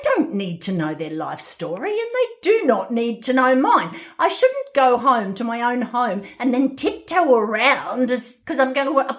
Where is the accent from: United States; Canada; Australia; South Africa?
Australia; I'm Australian